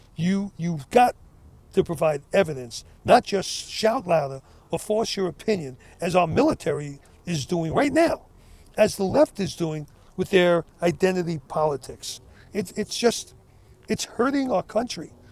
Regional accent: United States; I'm an American. I love my country.

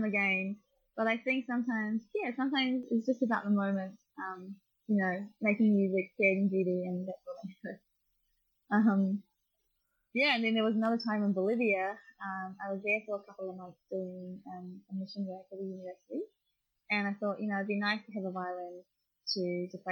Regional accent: New Zealand; now in Melbourne, Australia; I'm a Kiwi

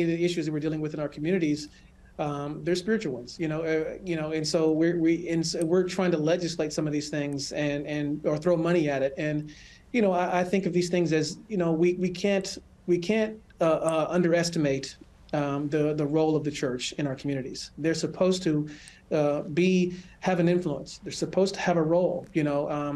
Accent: Los Angeles, California, United States; moved away as an adult; also born or lived in Colorado Springs, Colorado; now in Michigan, United States; I grew up in California, and I spent the majority of my life there

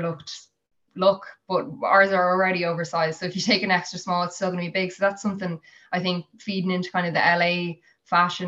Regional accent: Skerries, Leinster, Ireland; I'm originally from Skerries, so I was commuting from Skerries to Sandyford

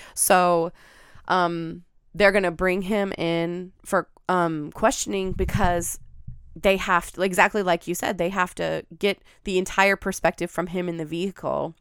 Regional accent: Pacific Northwest, United States; growing up in the Pacific Northwest

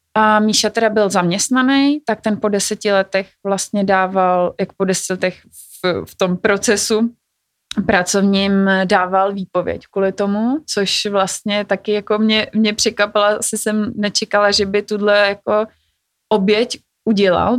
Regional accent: Czechia; jako Češi

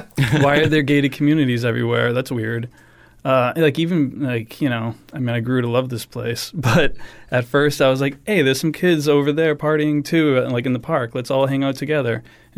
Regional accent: Danvers, Massachusetts, United States; accent: Boston; moved away as an adult; now in Fort Myers, United States; I grew up in Danvers, Massachusetts, which is a small portside middle class suburban town in Massachusetts, like 20 minutes from Boston.

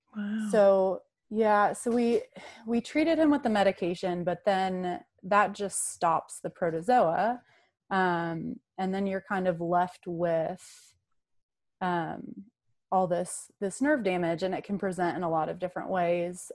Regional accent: North Carolina, United States; I grew up in North Carolina um, in the in the mountains there

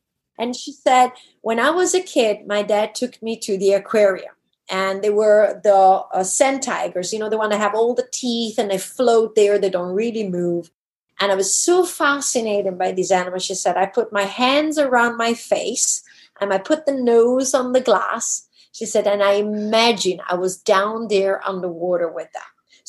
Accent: DR Congo; I could never do when I grew up in the Congo. We had strict rules as kids.

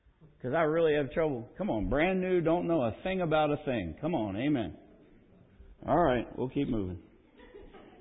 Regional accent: Pennsylvania, United States; moved away; also born or lived in Lansing, Michigan / Midwest; I grew up in Pennsylvania

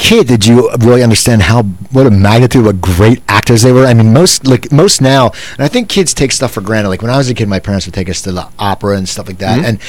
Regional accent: Philadelphia, Pennsylvania, United States; I grew up in Philadelphia.

